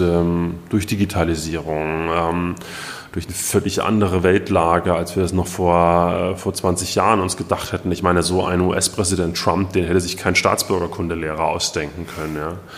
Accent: Gera, Thuringia, Germany; in Gera, meiner Heimatstadt

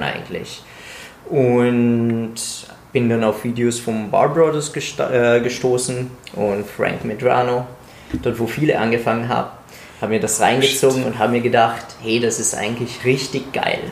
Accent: Italy; moved away; ich komme aus Italien

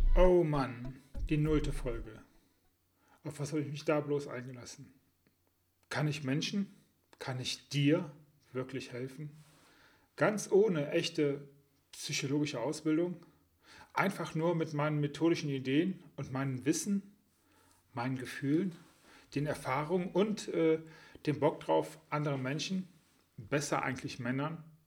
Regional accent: Düsseldorf, North Rhine-Westphalia, Germany; was meine Heimatstadt ist

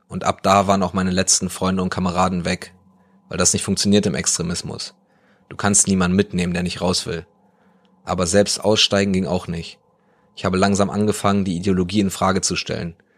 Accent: East Germany, Germany; bei uns im Osten

